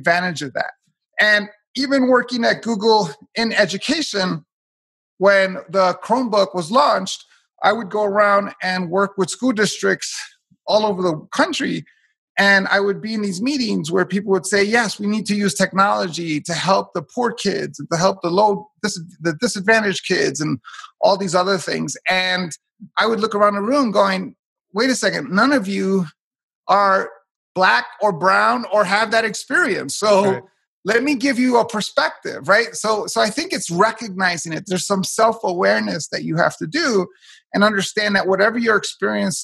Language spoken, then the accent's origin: English; New York City, New York, United States; I'm a first generation American, born and raised in Hell's Kitchen, New York